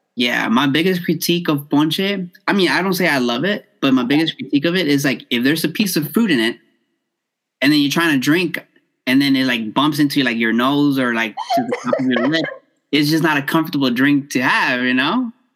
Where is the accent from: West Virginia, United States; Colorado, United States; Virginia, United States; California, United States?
California, United States; Los Angeles; I born and raised in South Central